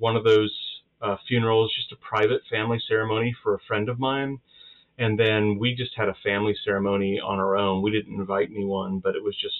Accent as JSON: {"language": "English", "country": "United States", "said": "being Baptist and being American"}